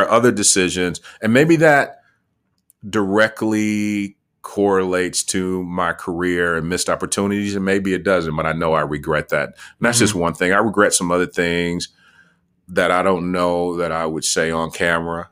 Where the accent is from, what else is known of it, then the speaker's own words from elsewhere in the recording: Muskegon, Michigan, United States; also born or lived in Grand Rapids, Michigan; I was born in Muskegon, Michigan, grew up primarily in Muskegon, between Muskegon and Grand Rapids, Michigan